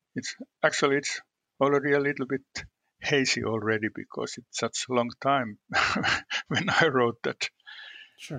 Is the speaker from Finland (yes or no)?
yes; Western Finland, Finland; I was born in the western part of Finland in a region that's known. Uh, I would say that it's known as a conservative part of the country